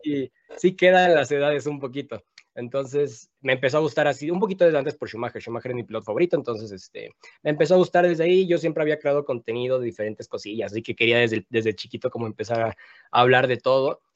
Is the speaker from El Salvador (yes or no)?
no; Mexico; como mexicano apoyamos, porque la neta yo también soy súper nacionalista